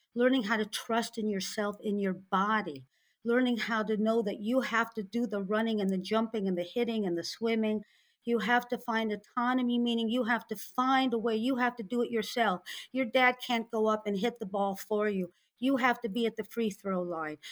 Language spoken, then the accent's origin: English; St. Louis, Missouri, United States; now in South Florida, United States; I grew up in Saint Louis, Missouri in the sixties